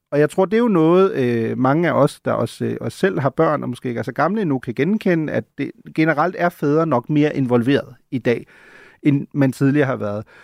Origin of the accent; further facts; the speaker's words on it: Germany; now in Copenhagen, Denmark; som en, der er født og opvokset i Tyskland